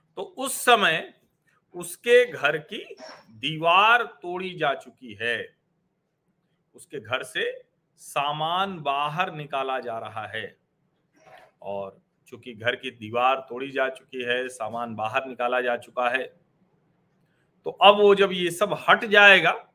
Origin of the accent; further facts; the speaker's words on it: Prayagraj, Uttar Pradesh, India; उत्तर प्रदेश में भी हमारा शहर प्रयागराज